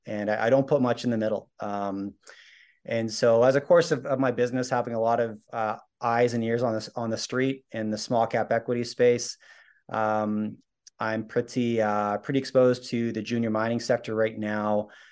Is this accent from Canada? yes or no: yes; Canada; I'm Canadian, my wife's American